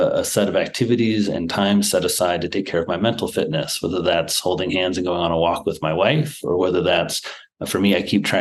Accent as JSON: {"language": "English", "region": "Midwest", "country": "United States", "tie": "born or raised there", "also_born_or_lived": "Manhattan", "moved": "as an adult", "said": "I grew up in the Midwest"}